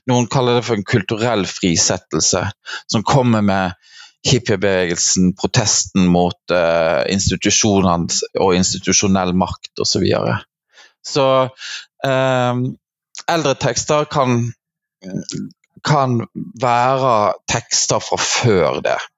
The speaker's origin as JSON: {"language": "Norwegian", "region": "Vestland", "country": "Norway", "said": "jeg kommer fra Hardanger. Det er mange som lurer på når de hører meg snakke, hvor jeg kommer fra, for jeg har en ganske utvatna dialekt."}